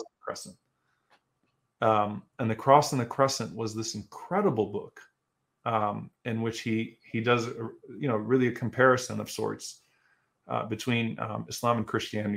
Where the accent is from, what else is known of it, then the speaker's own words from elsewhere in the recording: United States; also born or lived in Louisiana; as American Muslims